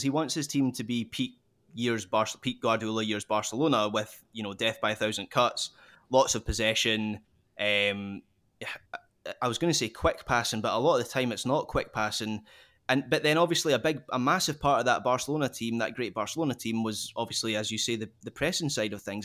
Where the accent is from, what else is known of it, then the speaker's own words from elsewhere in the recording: Scotland, United Kingdom; as a Scot